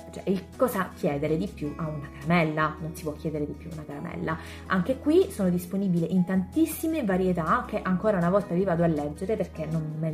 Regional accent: Sicily, Italy; Per chi non lo sapesse, io sono siciliana.

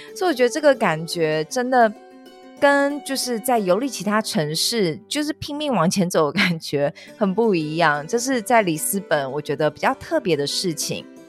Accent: Taipei, Taiwan; 我本人在那边长大嘛，你知道我们家那边是坡，我们都会开玩笑说这个坡可能超过三十度非常陡

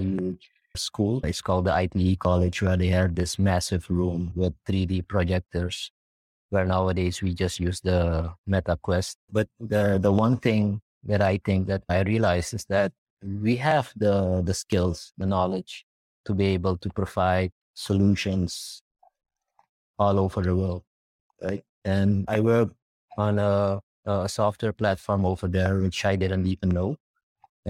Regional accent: Suriname; I'm from Suriname

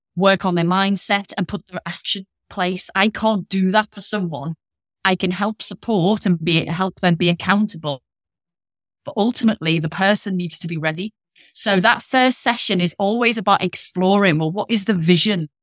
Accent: Liverpool, North West England, United Kingdom; accent: northern; now in Leicestershire, United Kingdom; I'm from Liverpool, but I'm based in the Midlands

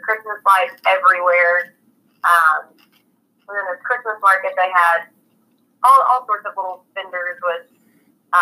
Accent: Texas, United States; We're from Texas

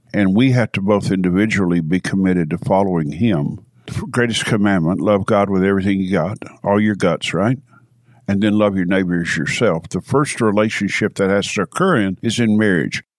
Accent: Knoxville, Tennessee, United States; also born or lived in California; Born and raised in Knoxville

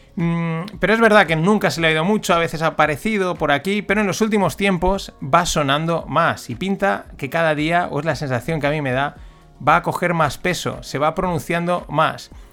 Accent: Spain; como buen español

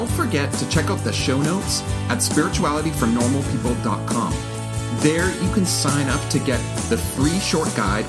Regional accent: Winnipeg, Manitoba, Canada; my hometown, Winnipeg

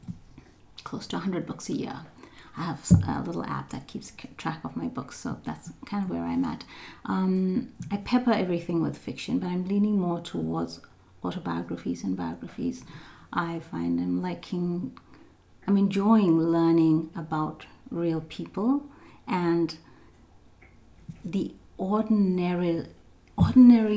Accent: South Africa; moved away as an adult; now in Canada; I was born and raised in South Africa. I've lived in Canada now for just almost 18 years.

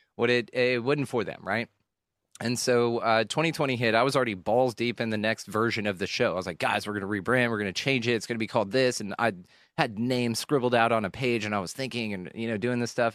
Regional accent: Keller, Texas, United States; also born or lived in Houston, Texas; I grew up in a, a small ish suburban town. It wasn't on land or anything, so we weren't like farmers and shit. It was just a small town, uh, small commu- suburban community in North Texas uh, called Keller, Texas.

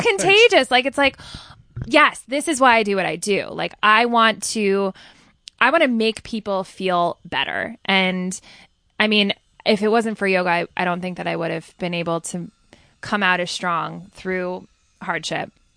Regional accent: Ridgewood, New Jersey, United States; also born or lived in Manhattan; growing up in Ridgewood, New Jer-

